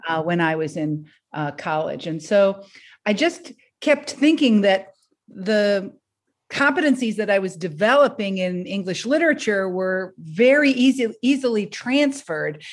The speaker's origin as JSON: {"language": "English", "town": "Detroit", "region": "Michigan", "country": "United States", "tie": "born or raised there", "also_born_or_lived": "Boston / Philadelphia", "moved": "as an adult", "lives_now": "Rhode Island, United States", "said": "I grew up in Detroit, Michigan"}